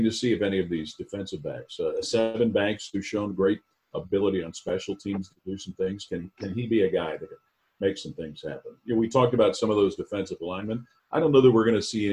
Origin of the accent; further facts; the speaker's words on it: Cincinnati, Ohio, United States; Well, I grew up in Cincinnati